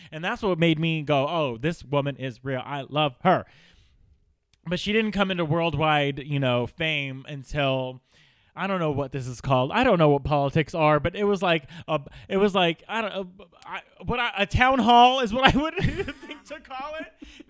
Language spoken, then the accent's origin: English; California, United States; This is our state. Okay. Maxine Waters was repping me when I was born.